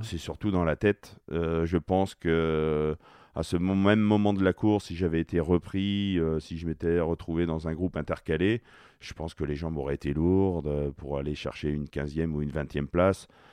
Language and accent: French; France; Lorsqu'on est français